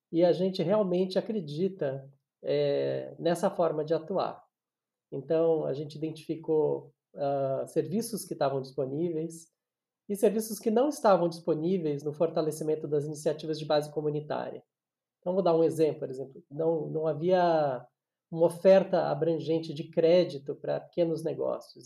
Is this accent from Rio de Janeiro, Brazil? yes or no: no; São Paulo, Brazil; eu nasci em São Paulo